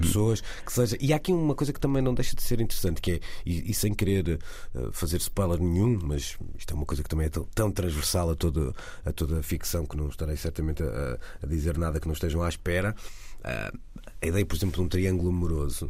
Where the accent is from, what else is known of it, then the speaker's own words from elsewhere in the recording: Porto, Porto District, Portugal; accent: Porto; como portuense